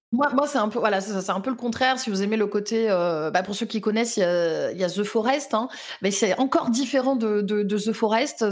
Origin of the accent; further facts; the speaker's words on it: Lyon, Auvergne-Rhône-Alpes, France; je suis lyonnaise